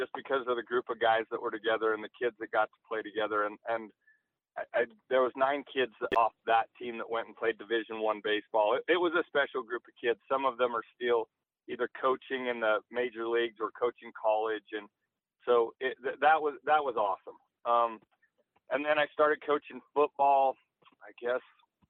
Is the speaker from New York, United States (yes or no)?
no; Utah, United States; growing up in Utah, you're pretty sheltered anyway, but getting to go to Texas and see a different side of the world and a different level